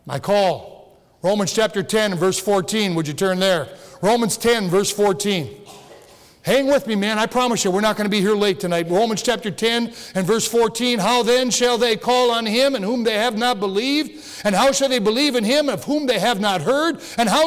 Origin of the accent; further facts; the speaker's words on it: Upper Peninsula, Michigan, United States; I was born and raised here